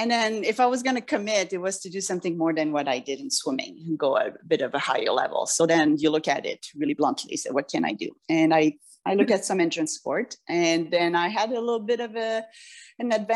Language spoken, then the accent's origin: English; France; moved away; I grew up in France a lot too.